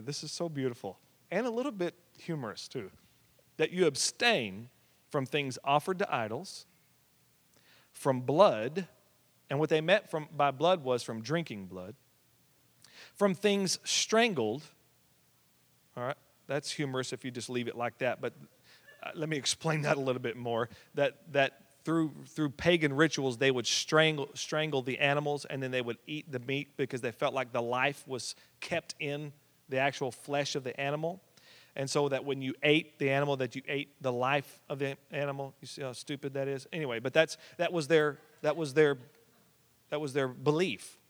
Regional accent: Oklahoma, United States; we came from the buckle of the Bible Belt

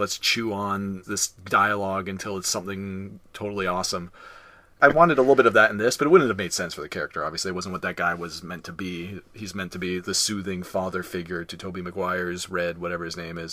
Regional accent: Canada; we're Canadian, we learn French.

